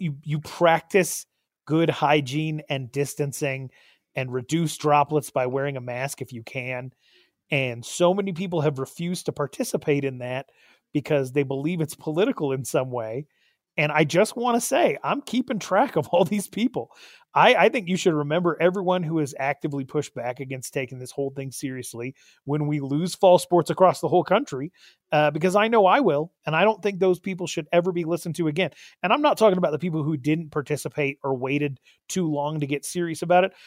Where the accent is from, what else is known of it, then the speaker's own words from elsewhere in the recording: Arizona, United States; my home state